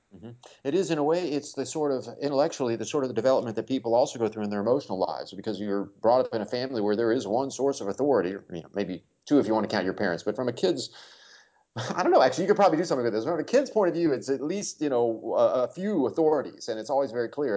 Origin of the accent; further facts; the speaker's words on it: Kansas City, United States; I grew up around the Kansas City area.